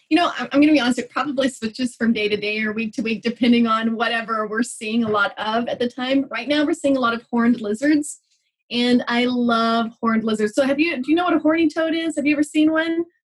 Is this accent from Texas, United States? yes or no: yes; Texas, United States; moved away as an adult; also born or lived in New Mexico; now in Albuquerque, United States; I grew up in Texas. So we moved to New Mexico about five years ago.